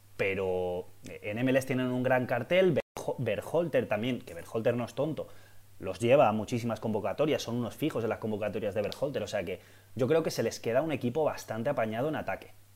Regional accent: Valencia, Valencian Community, Spain; yo soy de Valencia, yo he nacido en Valencia

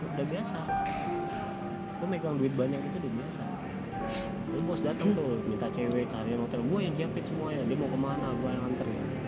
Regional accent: West Sumatra, Indonesia; born or raised there; now in Jakarta, Indonesia

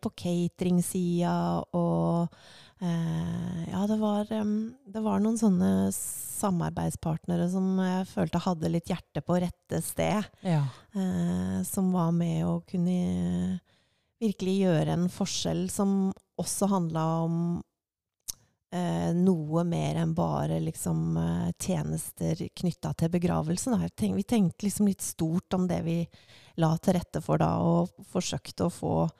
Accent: Larvik, Vestfold, Norway; moved away as an adult; also born or lived in Svelvik / New York; now in Drammen, Norway; jeg er fra Larvik

